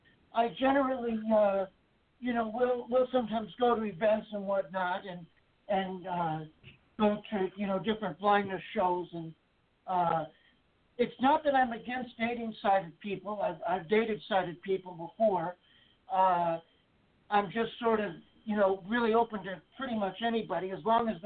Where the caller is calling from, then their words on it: Texas, United States; I'm calling from Texas.